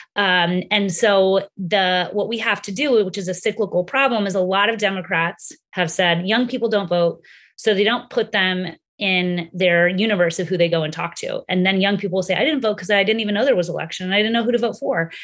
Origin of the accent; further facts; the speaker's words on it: Texas, United States; my home state of Texas